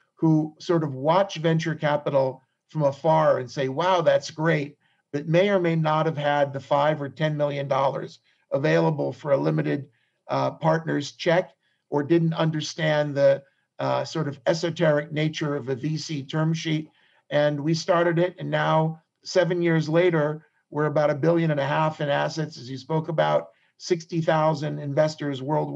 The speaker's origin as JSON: {"language": "English", "region": "California", "country": "United States", "tie": "born or raised there", "moved": "as an adult", "lives_now": "Israel", "said": "I grew up in California in a pretty typical American Jewish family"}